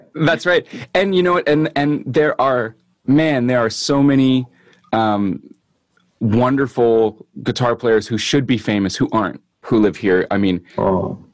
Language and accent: English; Winnipeg, Manitoba, Canada; i am a singer songwriter guitar player from winnipeg manitoba canada